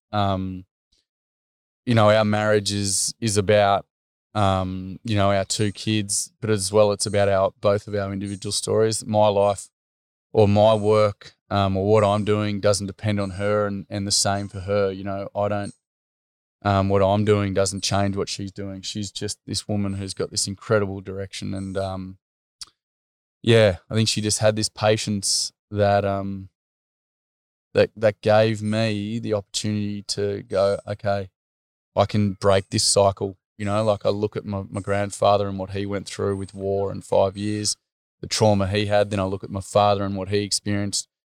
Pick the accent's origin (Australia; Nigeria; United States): Australia; I'm from Chugan